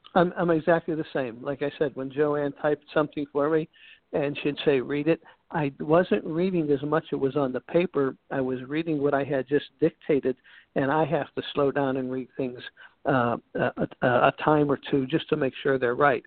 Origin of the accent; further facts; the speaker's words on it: Pittsburgh, Pennsylvania, United States; I, I was raised in Pittsburgh